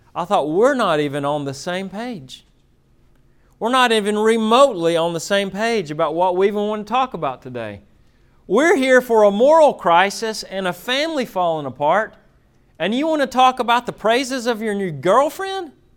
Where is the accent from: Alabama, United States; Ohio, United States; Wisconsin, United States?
Alabama, United States; Florence; moved away; I'm from Florence, Alabama. Um, I grew up uh, as a hillbilly